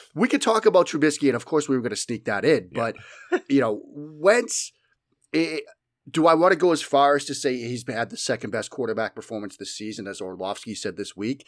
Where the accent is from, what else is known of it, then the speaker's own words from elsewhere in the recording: Boston, Massachusetts, United States; accent: Boston; my flagrant Boston accent